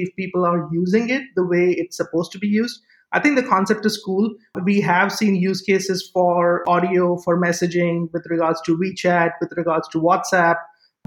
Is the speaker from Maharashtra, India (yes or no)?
yes; Mumbai, Maharashtra, India; moved away; I was born and raised in Mumbai, or as it was called back then, Bombay